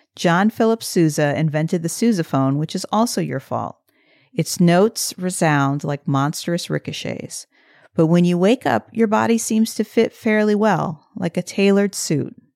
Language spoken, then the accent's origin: English; Midwest, United States; moved away as an adult; I grew up in the Midwest for eighteen years